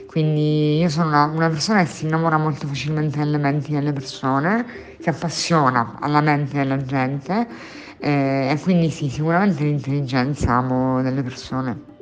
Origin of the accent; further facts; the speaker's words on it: Catania, Sicily, Italy; moved away as an adult; also born or lived in Spain; now in Catania, Italy; Sono catanese di nascita, nonna di generazioni.